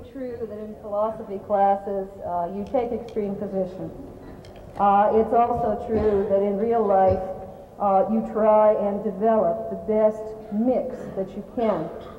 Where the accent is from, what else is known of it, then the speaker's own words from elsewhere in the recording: Canada; I'm a Canadian